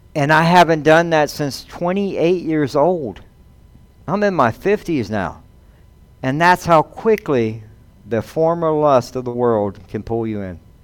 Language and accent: English; Mount Pleasant, South Carolina, United States; now in Devine, United States; I grew up in Mount Pleasant, South Carolina